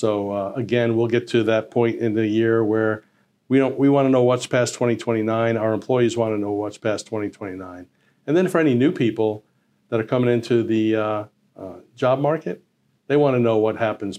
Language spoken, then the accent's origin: English; Long Island, New York, United States; now in Connecticut, United States; I grew up on Long Island. I came to Connecticut on a submarine.